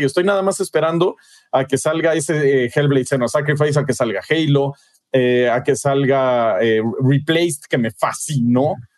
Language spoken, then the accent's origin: Spanish; Mexico; como mexicano